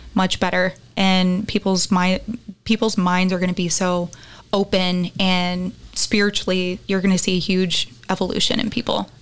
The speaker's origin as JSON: {"language": "English", "region": "Texas", "country": "United States", "tie": "born or raised there", "moved": "as an adult", "lives_now": "California, United States", "said": "I was born in Texas, but I live in California now, and I've been here the last 10 years. Even though I love Texas, and Texas is my home"}